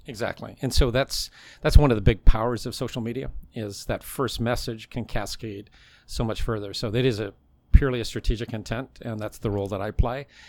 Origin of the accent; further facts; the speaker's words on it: British Columbia, Canada; moved away as an adult; I was an NASCAR fan growing up in Canada